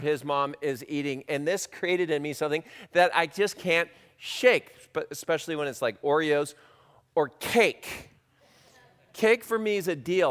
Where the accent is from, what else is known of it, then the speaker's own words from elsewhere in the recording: California, United States; I grew up in California